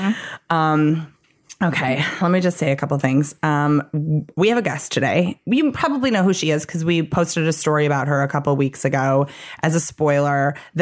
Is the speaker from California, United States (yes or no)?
no; Chicago, Illinois, United States; moved away; somebody who grew up in Chicago and was an improviser in Chicago